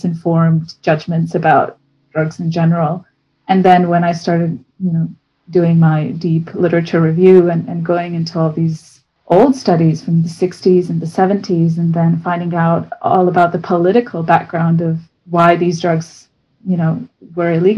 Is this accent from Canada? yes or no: no; Bosnia & Herzegovina; moved away as an adult; also born or lived in Abu Dhabi / London; now in Oxford, United Kingdom; So I'm originally from Bosnia and Herzegovina. I grew up there until I was about 18.